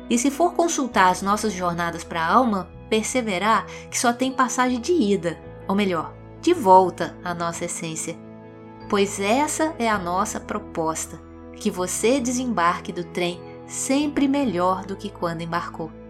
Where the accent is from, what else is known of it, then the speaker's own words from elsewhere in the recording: Minas Gerais, Brazil; Mas, como mineirinha que sou, trem faz parte da minha história de vida. Eu vim do interior e passeei muito de Maria Fumaça lá na minha infância, nas serras de Minas Gerais.